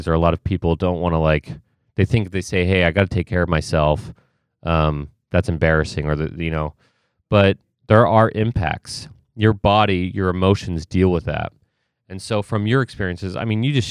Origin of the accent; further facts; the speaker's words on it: Ohio, United States; I grew up in Ohio